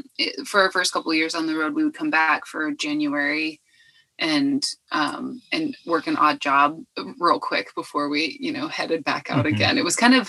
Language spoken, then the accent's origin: English; Pennsylvania, United States; I'm from Pennsylvania.